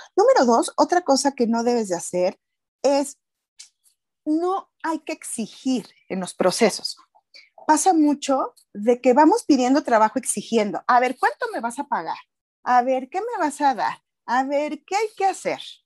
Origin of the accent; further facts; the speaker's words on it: Mexico; pagamos todos los mexicanos